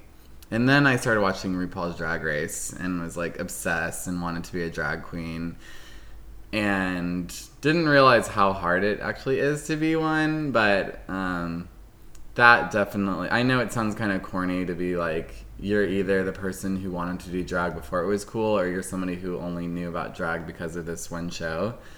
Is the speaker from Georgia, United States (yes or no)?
yes; Mableton, Georgia, United States; accent: Southern; It was Southern because I was in school with a lot of, like, rednecks in Mableton, Georgia, you know? I used to have, like, a thick Southern accent